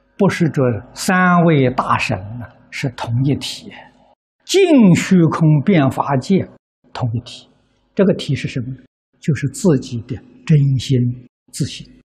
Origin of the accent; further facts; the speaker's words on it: China; 我们中国人